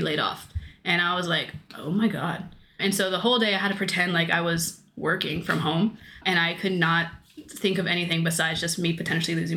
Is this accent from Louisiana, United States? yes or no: no; Washington, District of Columbia, United States; moved away as an adult; now in Netherlands; I was born in Washington, D.C., actually. So my dad is Colombian and then my mom is American